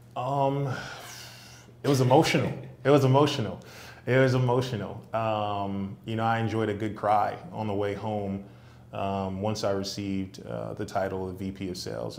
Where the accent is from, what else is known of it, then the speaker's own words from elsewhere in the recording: New York City, New York, United States; born and raised in Brooklyn, New York.